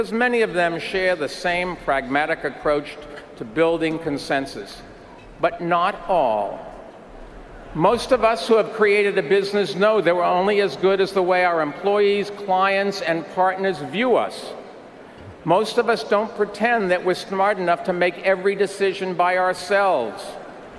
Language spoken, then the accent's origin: English; New York City, New York, United States; I'm a New Yorker